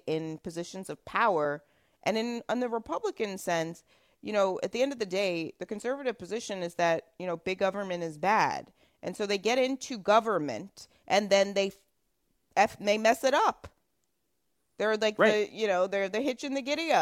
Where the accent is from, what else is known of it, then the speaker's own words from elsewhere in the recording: New York City, New York, United States; moved away; I'm former New Yorker, so still always in my heart a New Yorker